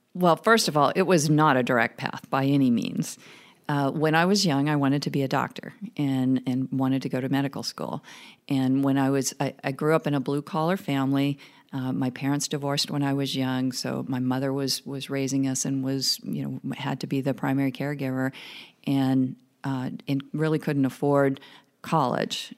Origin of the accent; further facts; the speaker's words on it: small town rural Oregon, United States; moved away; I grew up in small town rural Oregon